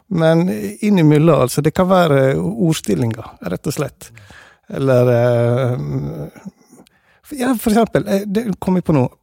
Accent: Hovdebygda, Møre og Romsdal, Norway; accent: Sunnmøre dialect; moved away; also born or lived in Denmark; Og som en hører kanskje, så er jeg sunnmøring. Så jeg snakker eh, sunnmørsdialekt, mer bestemt eh, Hovdebygding. Det er der jeg kommer fra.

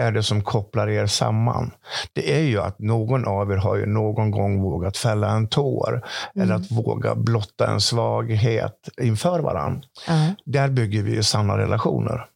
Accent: Dalarna County, Sweden; born or raised there

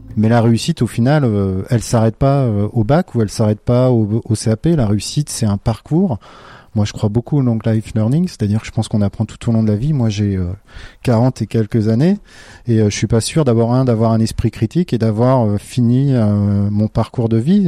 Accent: Brittany, France; je suis breton

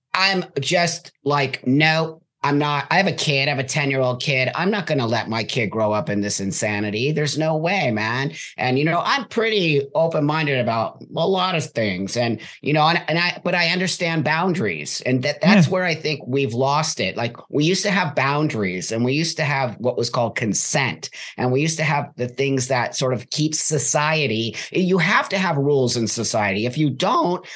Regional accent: California, United States; I was born and raised in California

